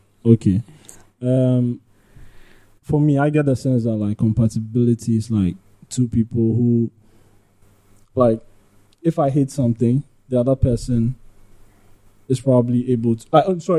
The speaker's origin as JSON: {"language": "English", "country": "Ghana", "also_born_or_lived": "Libya", "said": "Yeah, but I'm Ghanaian."}